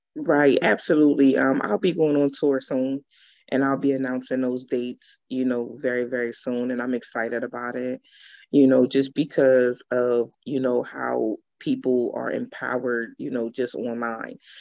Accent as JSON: {"language": "English", "region": "Pennsylvania", "country": "United States", "tie": "born or raised there", "also_born_or_lived": "Georgia", "said": "I'm definitely from Pennsylvania, um, born and raised"}